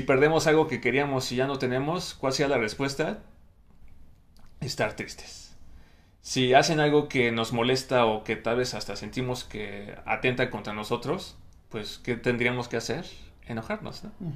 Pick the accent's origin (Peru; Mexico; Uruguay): Mexico; desde mi propia experiencia de vida como hombre mexicano